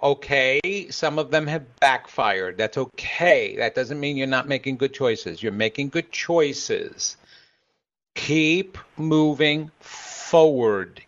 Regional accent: New York, United States; I'm from New York, so I've got a hardcore soul.

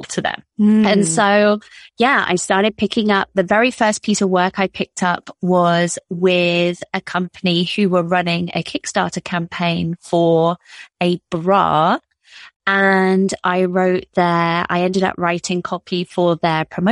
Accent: United Kingdom; moved away as an adult; also born or lived in Toronto, Canada; as you could tell from my accent, I am from the UK

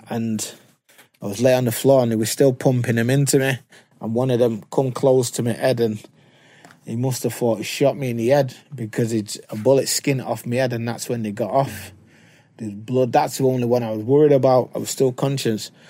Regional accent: Manchester, North West England, United Kingdom; I'm from Moss

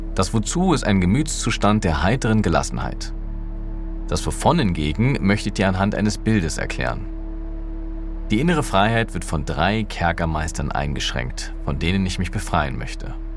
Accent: Berlin, Germany; Für mich als Berliner, der es gewohnt war, mit Bus und Bahn überall und jederzeit unabhängig und mobil zu sein

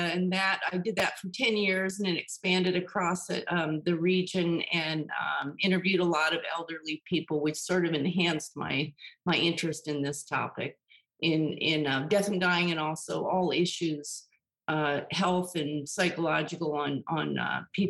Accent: rural Maryland, United States; also born or lived in California; now in Northern California, United States; I grew up on the East Coast in very rural Maryland in farm country.

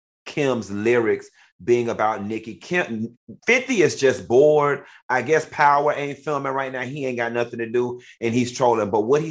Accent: Miami, Florida, United States; Yeah, I know I'm from Miami, right?

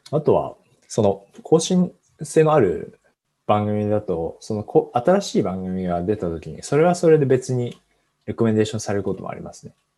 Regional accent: Fukushima, Japan; 僕は地元が福島なんですけど

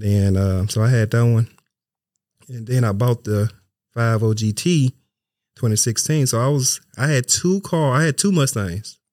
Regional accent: Memphis, Tennessee, United States; moved away; I'm from Memphis, Tennessee

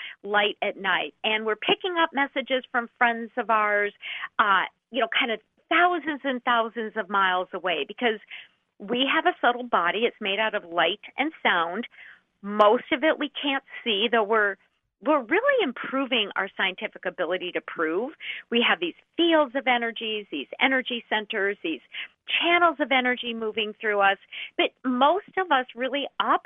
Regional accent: Minnesota, United States; I am from Minnesota.

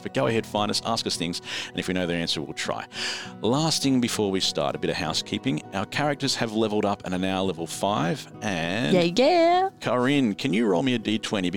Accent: Australia; we're Australian

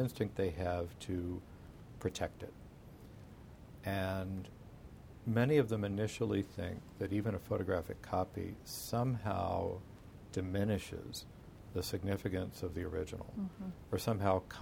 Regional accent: United States; here I am an American

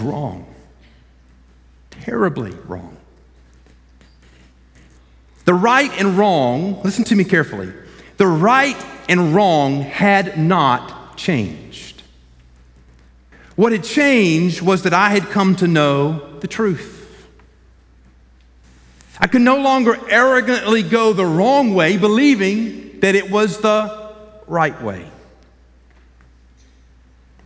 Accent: Columbus, Georgia, United States; I'm born and raised in Columbus.

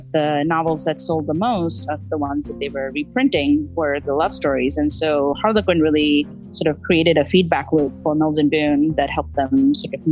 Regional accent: India; growing up in India

